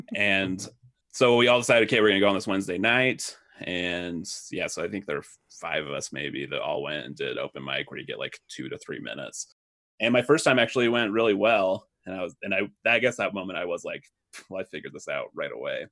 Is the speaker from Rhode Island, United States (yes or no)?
no; Pleasant Grove, Utah, United States; also born or lived in Lubbock, Texas; I am originally from Pleasant Grove, Utah